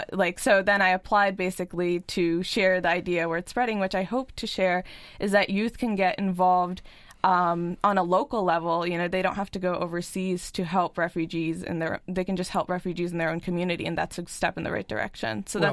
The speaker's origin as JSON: {"language": "English", "town": "Lancaster", "region": "Pennsylvania", "country": "United States", "said": "I'm from Lancaster."}